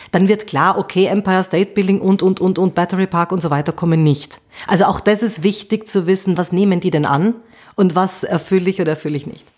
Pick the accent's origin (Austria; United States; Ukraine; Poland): Austria; Bei uns in Österreich